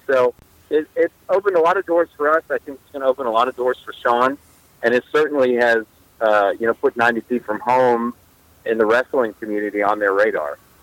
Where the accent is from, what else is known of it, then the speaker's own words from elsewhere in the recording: United States; moved away as an adult; also born or lived in Florida; now in Texas, United States; I'm originally a East Coast guy, so I grew up in New York, New Jersey, up in that area